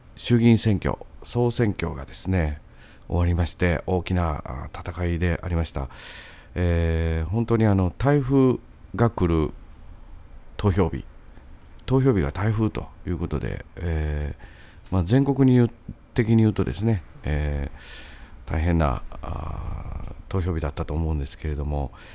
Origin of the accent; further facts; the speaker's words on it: Sakai, Osaka, Japan; 僕の地元のあの三原台